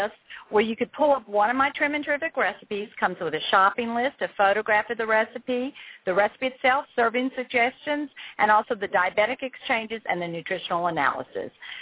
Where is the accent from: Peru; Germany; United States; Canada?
United States; the South; I'm from the South.